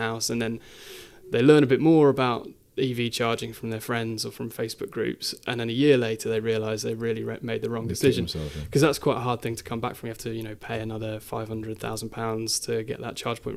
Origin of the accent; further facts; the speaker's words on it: Midlands, United Kingdom; I was born and raised in the Midlands